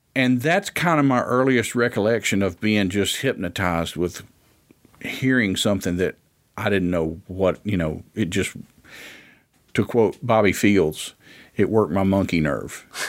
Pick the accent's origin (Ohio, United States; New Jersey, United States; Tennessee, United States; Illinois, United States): Tennessee, United States; Ripley; also born or lived in Memphis, Tennessee; I was born in Ripley